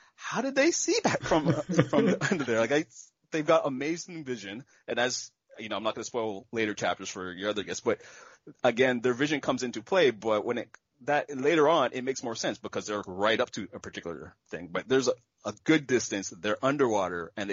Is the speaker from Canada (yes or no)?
yes; Canada; me being Canadian